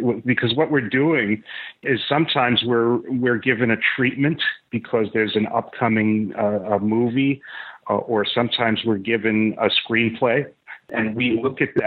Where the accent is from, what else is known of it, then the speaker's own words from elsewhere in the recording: New York City, New York, United States; growing up in New York City in the late 1960s and early 70s